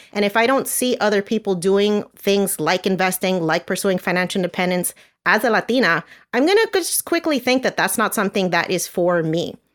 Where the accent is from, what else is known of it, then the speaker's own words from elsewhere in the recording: New Jersey, United States; moved away as an adult; now in Florida, United States; I'm originally from New Jersey.